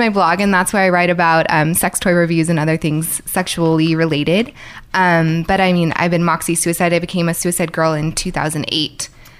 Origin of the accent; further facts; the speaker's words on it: Bay Area, California, United States; also born or lived in New York; now in Los Angeles, United States; I grew up in the Bay Area.